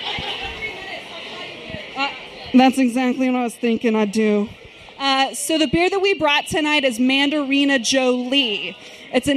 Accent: Sherman, Texas, United States; moved away as an adult; now in Dallas, United States; I'm from Sherman, Texas. That's a town, yes, ma'am, that's a town an hour north of Dallas

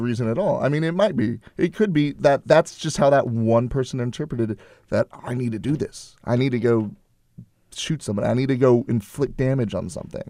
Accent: Houston, Texas, United States; my hometown

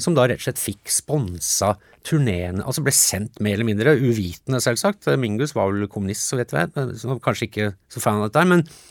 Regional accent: Norway; born or raised there; also born or lived in United States

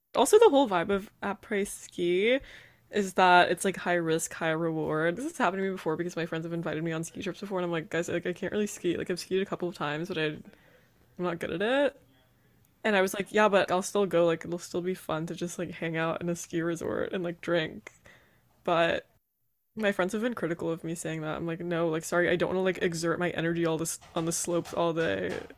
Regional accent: South Carolina, United States; I'm from South Carolina

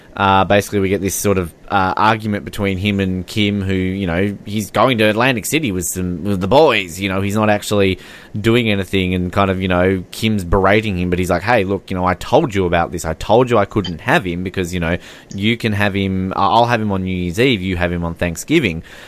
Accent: Australia; I'm Australian.

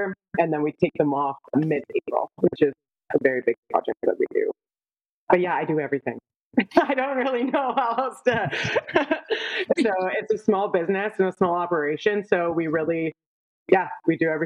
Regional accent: Niagara, Ontario, Canada; also born or lived in Toronto; I'm from Niagara. I've always been around grape growing and wine

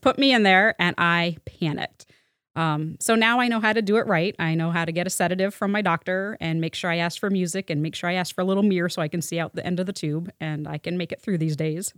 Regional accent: Waterbury, Vermont, United States; I grew up in Waterbury, Vermont

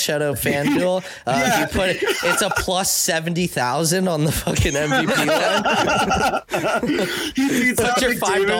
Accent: Canada; I don't watch football, so I'm Canadian.

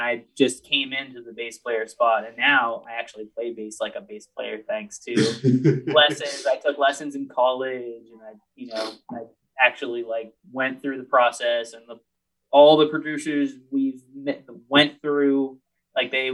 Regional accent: Altoona, Pennsylvania, United States; moved away as an adult; I'm from Altoona, which is like 2 or 3 hours south of Philly. So we're both from Pennsylvania

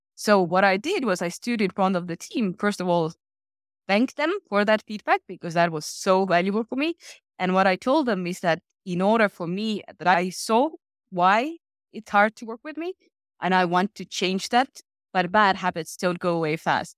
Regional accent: Estonia; I come from Estonia, which today is the most digital country in the world. When I was sixteen, it was a very different place.

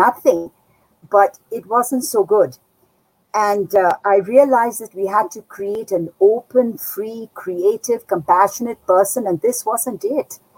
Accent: Darjeeling, West Bengal, India; I was born and brought up in Darjeeling in the foothills of the Himalayan mountains, northeastern India

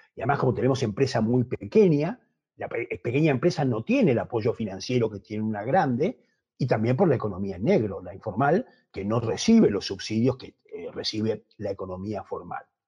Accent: Argentina; accent: Argentine; moved away; also born or lived in United States / Spain; por mi acento que soy de origen argentino, aunque llevo muchos años en Estados Unidos y en España, me fui muy jovencito

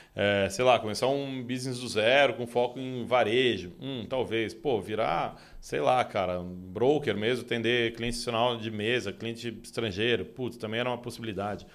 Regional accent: São Paulo, Brazil; Sou nascido e criado aqui em São Paulo mesmo

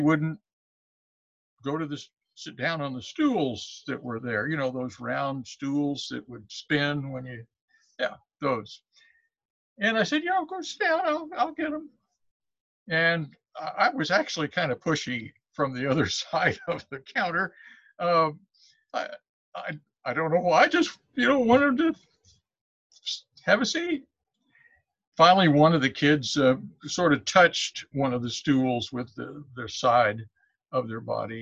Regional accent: Columbia, Missouri, United States; also born or lived in Fayette, Missouri; growing up in Columbia, born in Fayette

